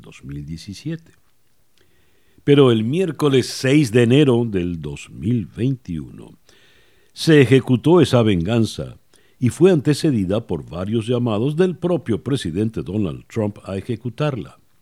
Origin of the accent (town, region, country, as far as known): Venezuela